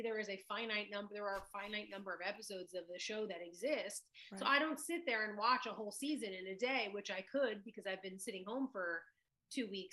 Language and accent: English; New York, United States; growing up in New York in the 90s